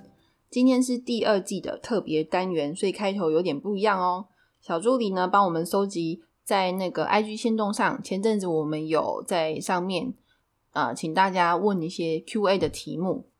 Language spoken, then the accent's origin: Chinese; Taichung, Taiwan; now in Taipei, Taiwan; 然后就是因为我来台北，就是我是台中人嘛，我来台北大概也五六年有了吧。